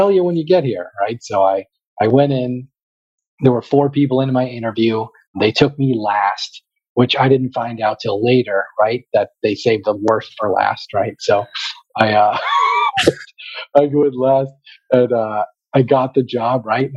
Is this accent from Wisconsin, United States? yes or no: no; Boston, Massachusetts, United States; we're from Boston